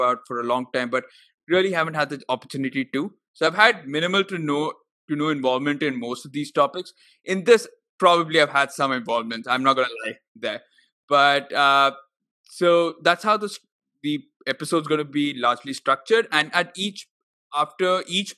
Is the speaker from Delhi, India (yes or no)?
no; Bengaluru, Karnataka, India; I've also been born up there, but I can never say Bengaluru. I'm always Bangalore